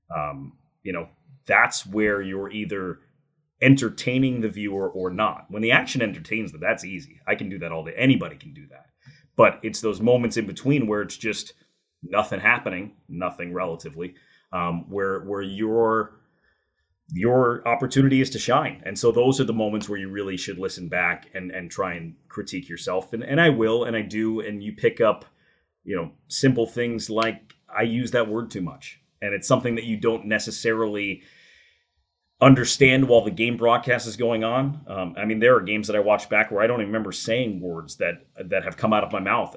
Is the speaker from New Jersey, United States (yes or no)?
yes; New Jersey, United States; I grew up in New Jersey